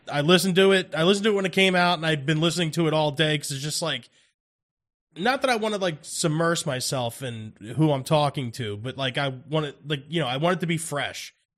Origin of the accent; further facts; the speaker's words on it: New Jersey, United States; we're from South Jersey